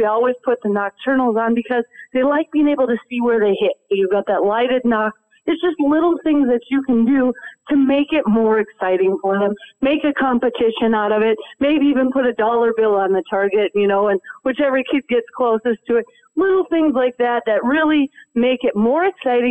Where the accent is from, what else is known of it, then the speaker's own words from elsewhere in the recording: Minnesota, United States; When I grew up in Minnesota